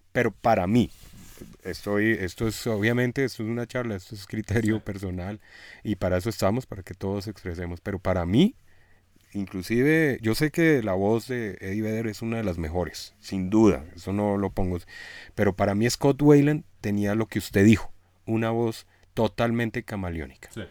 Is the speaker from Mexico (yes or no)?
no; Colombia; como buen colombiano